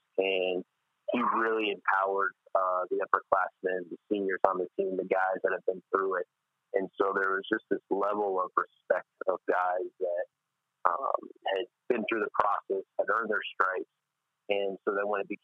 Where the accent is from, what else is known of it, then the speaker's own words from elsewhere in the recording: Tucson, Arizona, United States; moved away as an adult; growing up in Tucson with the University of Arizona being there